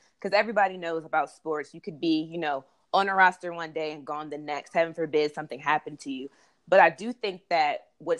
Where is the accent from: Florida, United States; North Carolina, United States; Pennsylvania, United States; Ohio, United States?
Pennsylvania, United States; Harrisburg; now in Washington, D.C., United States; I'm from Harrisburg, Pennsylvania. So a lot of my friends that I grew up with went to Temple.